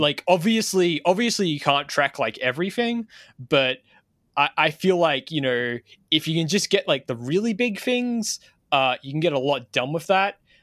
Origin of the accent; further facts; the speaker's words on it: Australia; as an Australian